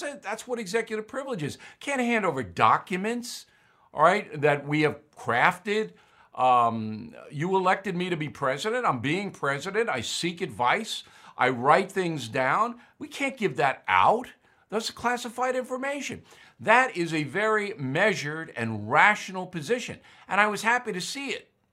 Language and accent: English; United States; As an American